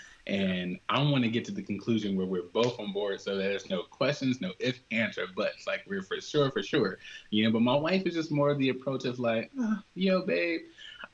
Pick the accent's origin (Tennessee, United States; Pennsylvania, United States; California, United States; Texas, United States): California, United States; Compton; I grew up in Compton